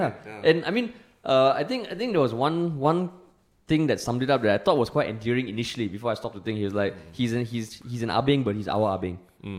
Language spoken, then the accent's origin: English; Singapore; We are Singaporean men who serve the nation.